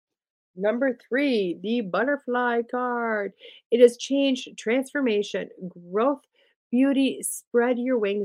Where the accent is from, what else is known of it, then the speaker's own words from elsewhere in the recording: Wisconsin, United States; I'm from Wisconsin